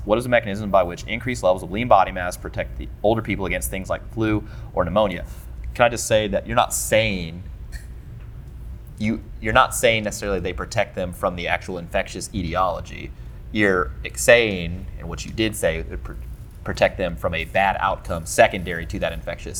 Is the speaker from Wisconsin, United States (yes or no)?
no; St. Louis, Missouri, United States; I'm 636 because I'm from the county. All right, so look. I was born and raised in St. Louis. I was here for 25 years of my life. I love this place.